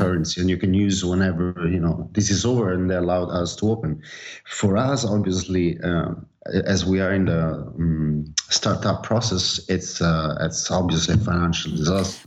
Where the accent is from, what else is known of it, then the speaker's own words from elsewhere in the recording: Naples, Campania, Italy; now in Barcelona, Spain; I'm from Napoli